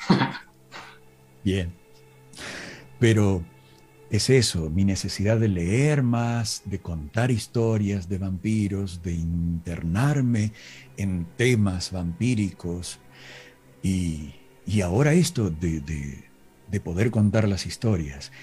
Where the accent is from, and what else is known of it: Villa Dolores, Córdoba, Argentina; born or raised there